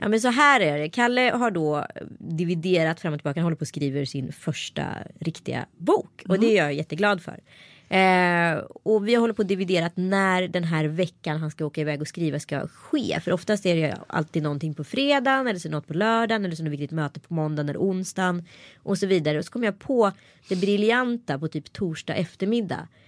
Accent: Örebro, Örebro County, Sweden; accent: Närke dialect (närkingska); det är nog min egen dialekt. Det vill säga närkingskan

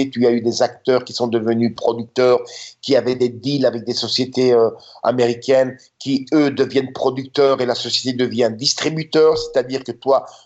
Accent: Budapest, Hungary; now in United States; moi, je venais de Budapest, tu sais. Moi, je venais de Budapest quand je suis arrivé en Californie. Et comparer Budapest et la Californie

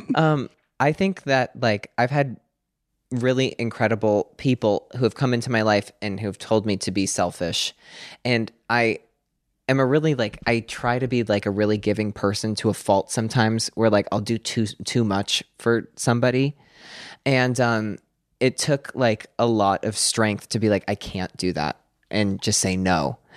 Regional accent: Pennsylvania, United States; I'm nine and from Pennsylvania

